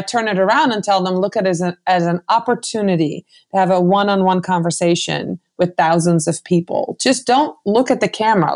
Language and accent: English; Netherlands; I'm from the Netherlands.